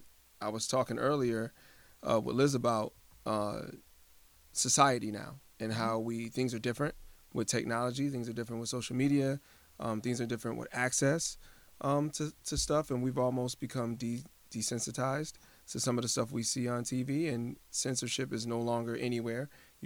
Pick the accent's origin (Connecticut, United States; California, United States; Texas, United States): Connecticut, United States; Hartford; I was born and raised in Hartford. I'm not trying to knock Hartford. I no longer live in Hartford.